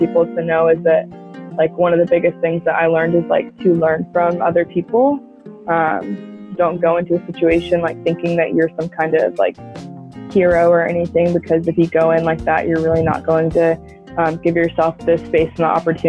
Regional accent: Charleston, South Carolina, United States; also born or lived in Clarkston, Georgia; I am from the Charleston area, and I spent my last summer living in Clarkston, Georgia, and working and living with the community there.

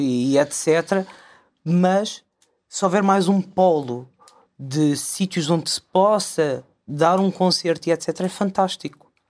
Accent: Costa da Caparica, Setúbal, Portugal; eu sou da Costa da Caparica

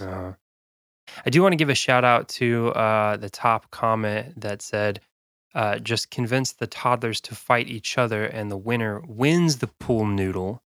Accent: South Dakota, United States; now in Kentucky, United States; I'm from South Dakota originally

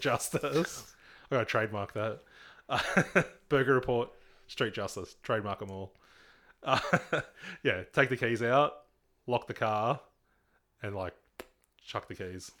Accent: Nowra, New South Wales, Australia; I grew up in East Nowra

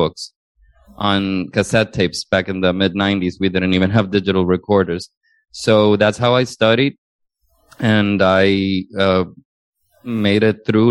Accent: Honduras; English is a second language; moved away as an adult; now in United States; I was originally born and raised in Honduras

